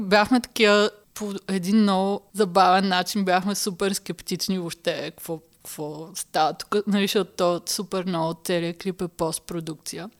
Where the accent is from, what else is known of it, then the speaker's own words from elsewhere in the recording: Haskovo, Haskovo Province, Bulgaria; now in Berlin, Germany; Аз нали съм от Хасково